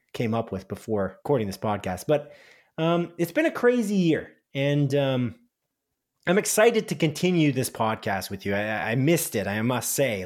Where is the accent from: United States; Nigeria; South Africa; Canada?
Canada; We're Canadian